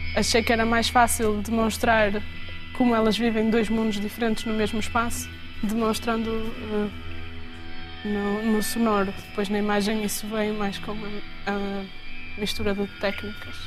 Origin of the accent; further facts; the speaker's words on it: Vila do Conde, Norte, Portugal; also born or lived in Braga; Eu cresci em Vila de Conde, sou de Braga, mas cresci em Vila de Conde